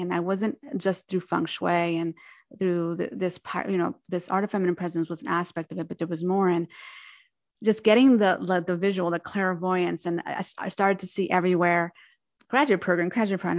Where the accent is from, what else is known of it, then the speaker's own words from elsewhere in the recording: New Jersey, United States; moved away as an adult; now in San Francisco Bay Area, United States; I'm originally from New Jersey to California, the San Francisco Bay Area in 2010